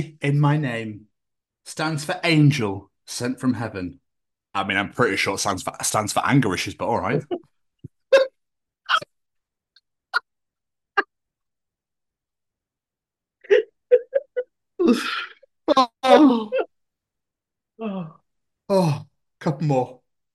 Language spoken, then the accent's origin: English; Scotland, United Kingdom; I'm from Scotland where the most scariest thing is a cow.